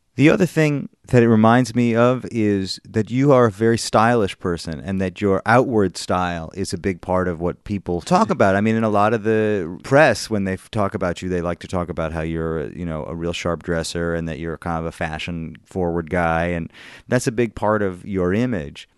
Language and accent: English; Madison, Wisconsin, United States; moved away; Madison, Wisconsin, where I'm from